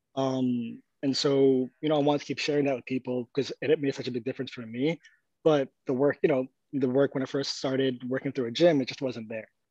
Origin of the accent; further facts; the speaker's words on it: New York, United States; moved away as an adult; also born or lived in Egypt; I grew up mostly in New York